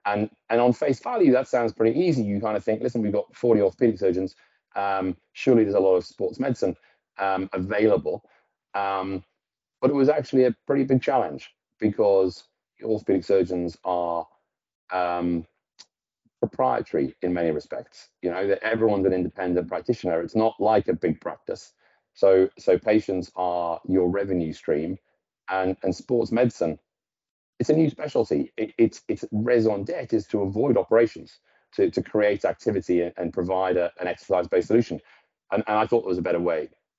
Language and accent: English; Newcastle, North East England, United Kingdom; No, I'm actually from Newcastle. Not that you'd guess. But so I went to school in Newcastle, and my mother's Norwegian.